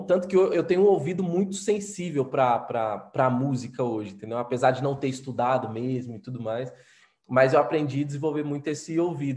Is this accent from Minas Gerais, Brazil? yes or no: yes; Minas Gerais, Brazil; eu, como mineiro, né, mineiro é muito desconfiado por natureza